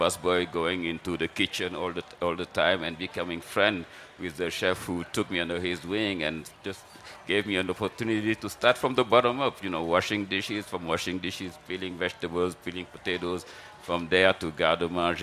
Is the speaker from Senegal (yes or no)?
yes; Senegal; moved away as an adult; now in New York, United States; I'm used to good food growing up in Senegal